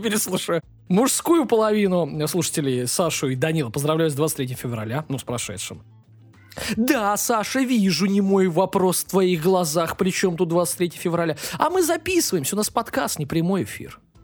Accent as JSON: {"language": "Russian", "region": "Saint Petersburg", "country": "Russia", "said": "Я сам из Купчаги"}